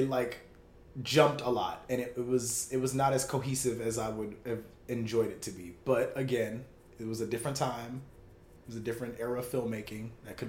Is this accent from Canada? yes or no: no; Jamaica; You know I'm Jamaican. I'm not like all the way.